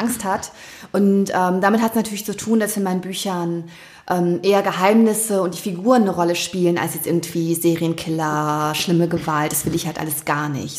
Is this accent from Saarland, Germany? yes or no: no; Wiehl, North Rhine-Westphalia, Germany; also born or lived in Thuringia; bin ich in meinem Heimatort in Wiel hier im Oberbergischen